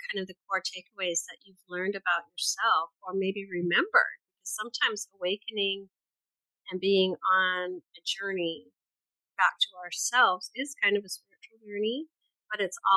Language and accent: English; Louisiana, United States; moved away as an adult; also born or lived in California; now in Houston, United States; growing up in Louisiana.